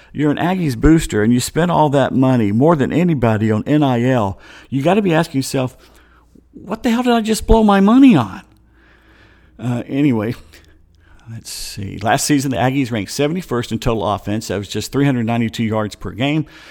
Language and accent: English; United States; We're Americans